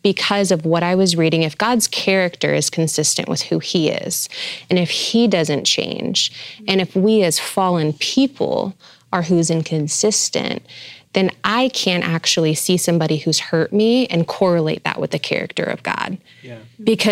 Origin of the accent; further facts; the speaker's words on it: New York, United States; now in Arizona, United States; when I moved to the desert, I'm from New York.